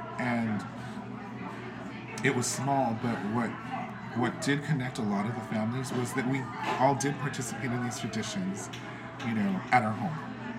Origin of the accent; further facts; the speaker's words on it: Los Angeles, California, United States; even though we were in El Sereno, which is in Los Angeles, we still participated in all those traditions that they did growing up in Mexico.